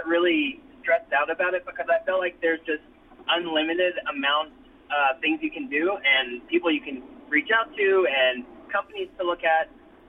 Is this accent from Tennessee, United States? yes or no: yes; Tennessee, United States; also born or lived in Germany; So I grew up in Germany for about half of my childhood before I moved back to the States and lived in rural Tennessee for the rest of my childhood.